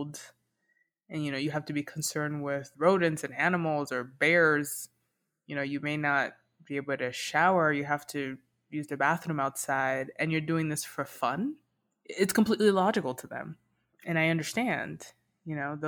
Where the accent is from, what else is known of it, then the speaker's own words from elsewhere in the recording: Miami, Florida, United States; moved away as an adult; now in Denver, United States; Miami is and will always be home for me